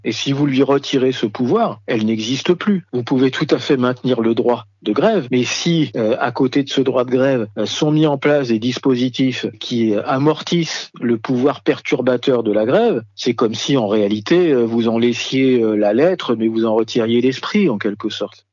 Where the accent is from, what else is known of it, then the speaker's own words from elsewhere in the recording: France; chez nous, en France